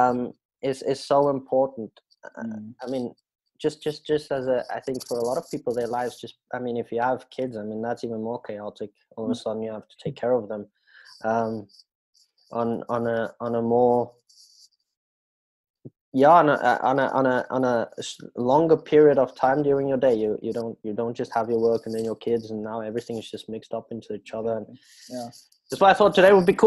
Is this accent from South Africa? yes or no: yes; South Africa; now in Switzerland; I'm a South African living in Switzerland